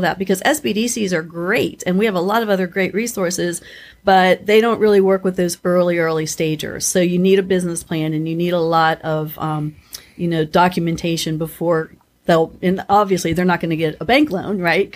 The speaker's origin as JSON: {"language": "English", "town": "Steubenville", "region": "Ohio", "country": "United States", "tie": "born or raised there", "said": "I grew up in Steubenville, Ohio"}